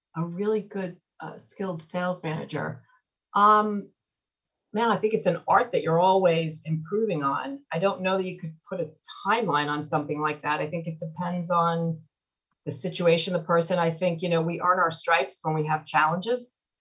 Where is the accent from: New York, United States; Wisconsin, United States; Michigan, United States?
New York, United States; Seaford; moved away as an adult; also born or lived in Louisville, Kentucky; now in West Palm Beach, United States; I grew up in Seaford